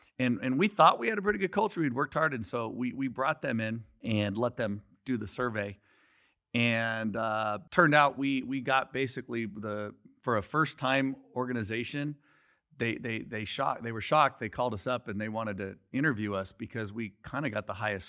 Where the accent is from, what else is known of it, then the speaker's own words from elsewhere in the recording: Scottsdale, Arizona, United States; also born or lived in California; Well, no, I'm originally from here.